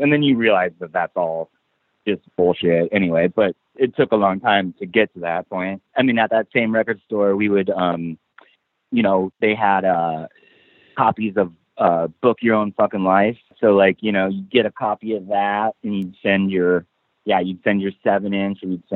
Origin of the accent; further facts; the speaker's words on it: Omaha, Nebraska, United States; we grew up in Omaha